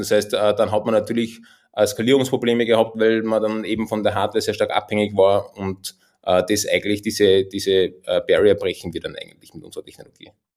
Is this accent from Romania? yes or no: no; Austria; accent: Austrian dialect; man hört es auch an meinem Dialekt. Ich komme tatsächlich aus den Bergen, äh, aus dem schönen Österreich